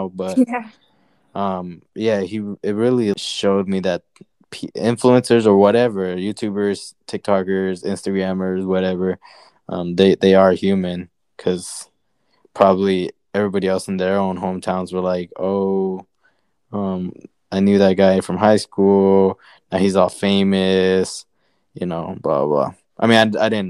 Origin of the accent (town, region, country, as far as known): near Peoria, Arizona, United States